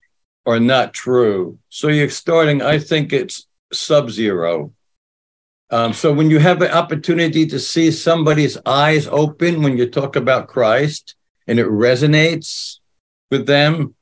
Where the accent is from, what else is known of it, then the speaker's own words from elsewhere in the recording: New Jersey, United States; moved away as an adult; also born or lived in Philippines / Middle East; I had the joy and privilege of growing up in New Jersey